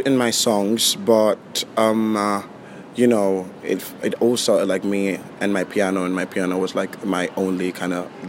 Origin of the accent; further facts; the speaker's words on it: Spain; also born or lived in United Kingdom; now in London, United Kingdom; So I was born in Spain, but my dad's from London, so when my parents got divorced, I had to live between Spain and the UK basically, like all through my childhood.